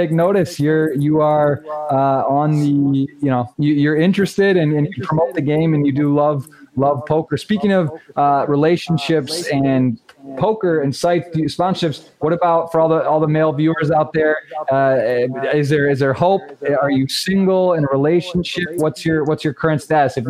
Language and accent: English; United States; I'm American